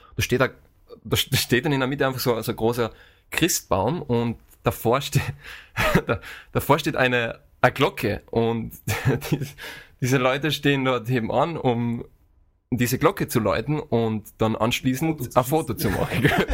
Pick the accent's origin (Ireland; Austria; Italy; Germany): Austria; now in Vienna, Austria; wie man vielleicht an meinem Dialekt, äh, an meiner Aussprache jetzt unschwer erkennen kann. Ich komme aus Österreich ursprünglich, äh, aus äh, eher dem ländlichen Bereich und äh, lebe seit fünf Jahren in Wien